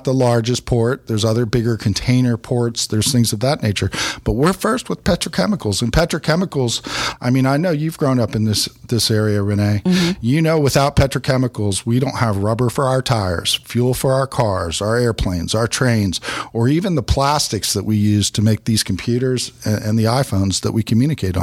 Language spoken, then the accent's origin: English; Miami, Florida, United States; moved away as an adult; now in Beaumont, United States; I hail originally from Miami, Florida, went to the University of Florida, came here as a young officer in the Coast Guard